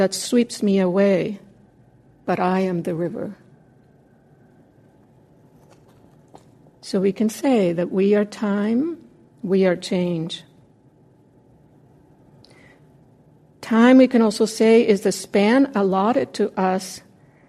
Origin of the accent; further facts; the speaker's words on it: Mexico City, Mexico; moved away; When I was a kid growing up in Mexico City